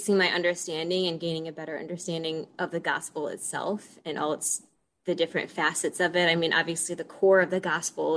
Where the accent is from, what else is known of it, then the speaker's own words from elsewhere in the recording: Detroit, Michigan, United States; moved away as an adult; now in Des Moines, United States; I grew up in the Metro Detroit area, and for the past 5 years have lived out in Des Moines